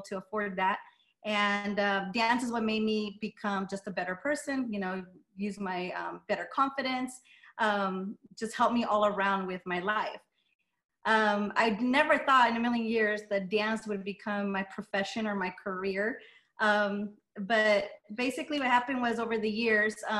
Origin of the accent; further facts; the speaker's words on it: Las Vegas, Nevada, United States; first language Spanish; English is a second language; I'm born and raised in Las Vegas